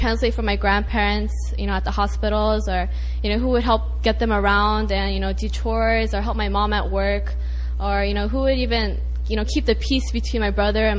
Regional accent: Atlanta, Georgia, United States; I'm from Atlanta

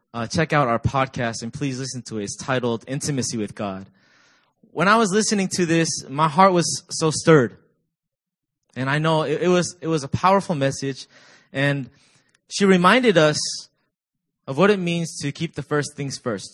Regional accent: Virginia, United States; now in South Korea; I'm from Virginia, and I serve as the discipleship pastor

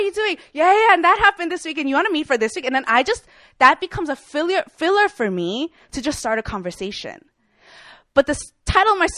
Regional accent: Chicago, Illinois, United States; now in Seoul, South Korea; I'm from Chicago, Illinois

